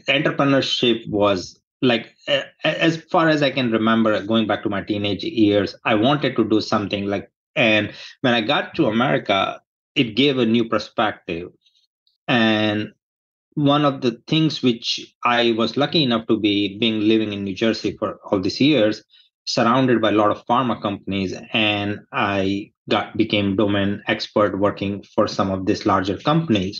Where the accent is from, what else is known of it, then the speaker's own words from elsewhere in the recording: India; moved away as an adult; now in United States; I was born in India. I grew up there. I did my education over there